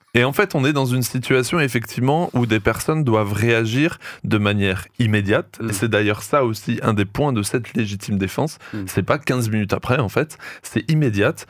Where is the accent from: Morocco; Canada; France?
France; chez nous en France